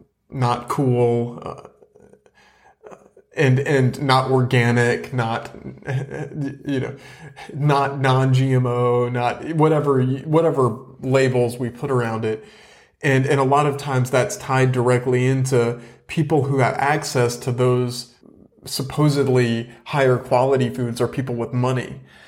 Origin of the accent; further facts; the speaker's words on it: the South, United States; accent: Southern; I've tried to minimize in some respects my Southern root, my roots, my Southern accent.